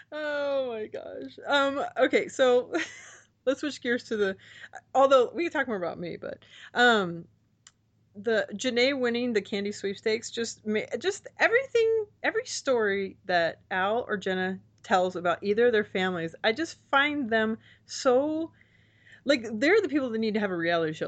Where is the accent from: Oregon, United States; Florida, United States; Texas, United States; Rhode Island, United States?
Texas, United States; growing up in Texas, armadillos were a big deal